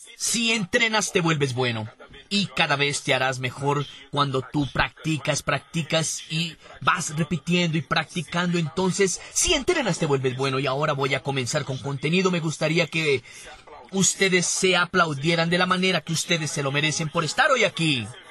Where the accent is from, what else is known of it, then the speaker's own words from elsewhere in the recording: Rio de Janeiro, Brazil; Fui nací y crecí en Bangú, el barrio más caliente de Río de Janeiro